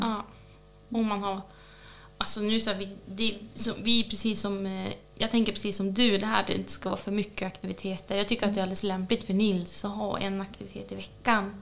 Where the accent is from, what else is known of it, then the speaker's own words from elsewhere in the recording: Nyliden, Västernorrland County, Sweden; När jag växte upp i Nyliden också ovanför Björna